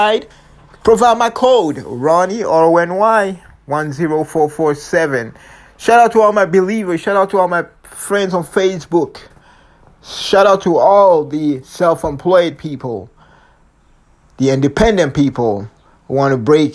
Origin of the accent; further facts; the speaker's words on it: Longueuil, Quebec, Canada; I'm from the Quebec City, Montreal, especially Longueuil Beach, South Shore Posse